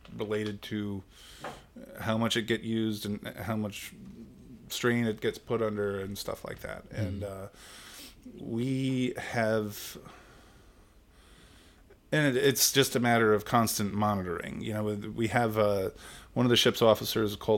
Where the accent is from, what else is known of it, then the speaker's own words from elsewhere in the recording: Long Island, New York, United States; moved away as an adult; now in Maryland, United States; I grew up in Long Island, New York, and I came to Maryland in 1990 to go to college.